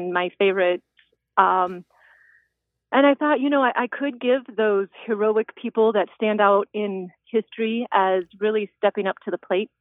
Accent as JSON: {"language": "English", "region": "South Dakota", "country": "United States", "tie": "born or raised there", "said": "I'm a South Dakota native. I live in Sioux Falls"}